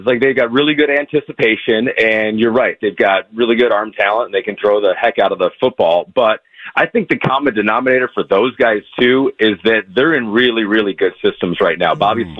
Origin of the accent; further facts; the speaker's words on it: Grand Rapids, Michigan, United States; I'm from Michigan. I grew up in Grand Rapids, 3 hours away from Detroit.